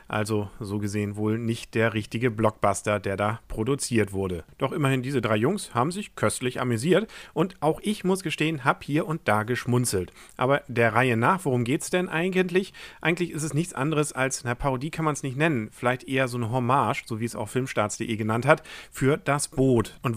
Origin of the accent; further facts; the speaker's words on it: Kiel, Schleswig-Holstein, Germany; Was mich als Kieler natürlich gefreut hat, war, dass an einer Stelle mal Laboe, was ein Art Vorort von Kiel ist, genannt wurde, und Eckernförde, was ein Nachbarort von Kiel ist.